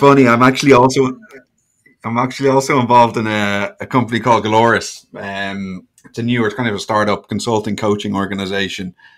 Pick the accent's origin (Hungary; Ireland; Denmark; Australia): Ireland; moved away as an adult; also born or lived in Bermuda; now in Miami, United States; I'm from Ireland, grew up in Ireland.